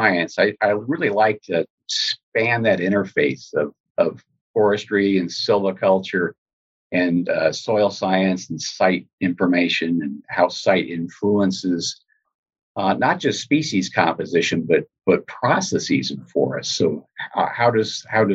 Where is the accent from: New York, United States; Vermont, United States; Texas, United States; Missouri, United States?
Missouri, United States; Columbia; growing up here in Missouri, I grew up here in Columbia, where I'm located now.